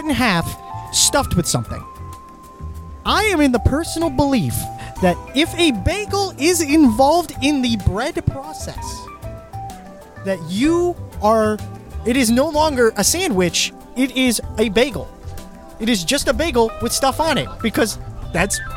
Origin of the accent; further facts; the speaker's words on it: Southern Kentucky, United States; accent: Southern Kentucky; my Southern Kentucky accent that comes out, but sometimes it just comes out and I can't get rid of it